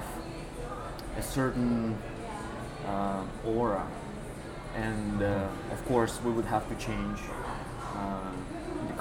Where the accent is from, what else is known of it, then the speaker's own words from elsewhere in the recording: Russian Far East, Russia; also born or lived in Japan; now in Toronto, Canada; originally I'm from Russia Far East.